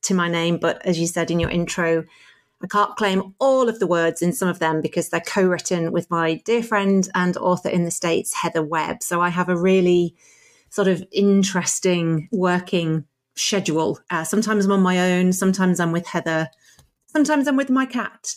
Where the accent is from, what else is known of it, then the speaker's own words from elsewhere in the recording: Driffield, Yorkshire and the Humber, United Kingdom; moved away as an adult; now in Ireland; I grew up in Yorkshire, a little market town called Driffield in East Yorkshire